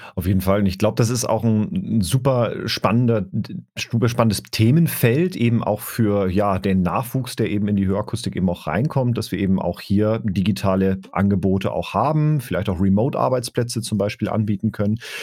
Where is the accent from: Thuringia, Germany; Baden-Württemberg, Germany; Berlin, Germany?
Baden-Württemberg, Germany; moved away; in meine alte Heimat nach Baden-Württemberg